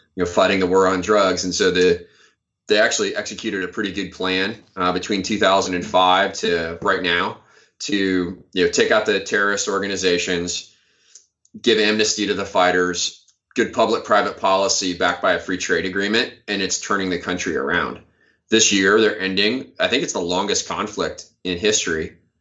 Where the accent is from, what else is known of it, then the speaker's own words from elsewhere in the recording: Iowa, United States; moved away as an adult; I'm from Iowa originally